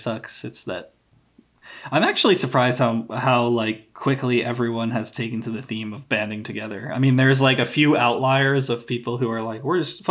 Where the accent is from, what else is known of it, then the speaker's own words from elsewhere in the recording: United States; as an American